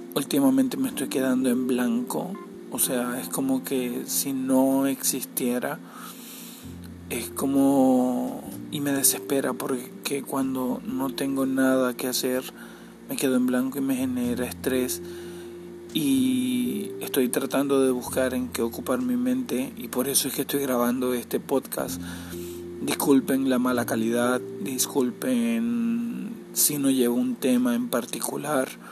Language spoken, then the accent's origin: Spanish; Cabimas, Zulia, Venezuela; Soy de Venezuela y soy de Cabimas